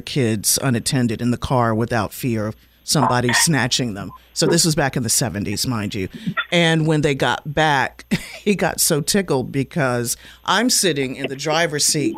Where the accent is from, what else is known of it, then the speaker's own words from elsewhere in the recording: Washington, District of Columbia, United States; also born or lived in Maryland; I'm a DC kid, born and raised in Washington, and we lived in the Maryland area for a while.